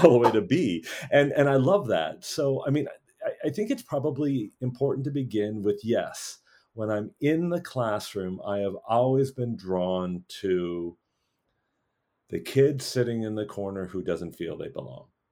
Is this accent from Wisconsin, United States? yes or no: yes; Wisconsin, United States; I've a very privileged white guy, you know, growing up in Wisconsin